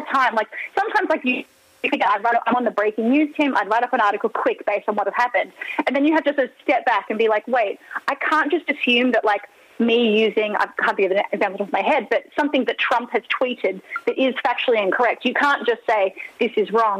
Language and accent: English; Australia; moved away; I'm Australian